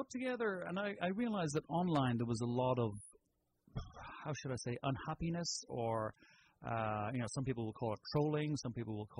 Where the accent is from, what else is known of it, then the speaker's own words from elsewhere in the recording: Ireland; moved away; Is that where you're from? That's exactly. Can you not tell by the accent?